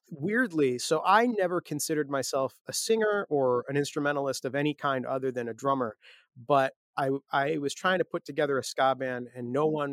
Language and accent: English; Chicago, Illinois, United States; Yeah, yeah. So, so you know, lots of shows at Fireside Bowl.